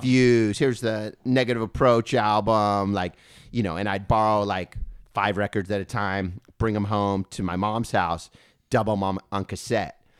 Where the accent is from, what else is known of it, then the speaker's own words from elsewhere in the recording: Thousand Oaks, California, United States; We grew up in Thousand Oaks